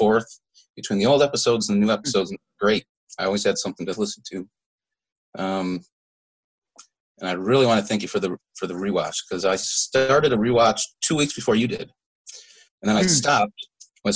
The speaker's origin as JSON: {"language": "English", "town": "Syracuse", "region": "New York", "country": "United States", "said": "Syracuse, New York"}